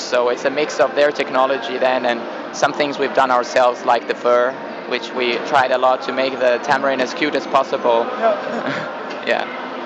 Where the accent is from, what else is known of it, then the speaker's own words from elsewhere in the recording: Norway; I grew up in Norway